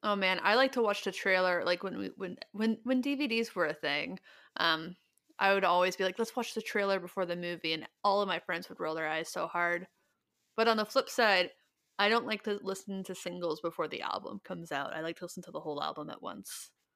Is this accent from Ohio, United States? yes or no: yes; Ohio, United States; We're all from Ohio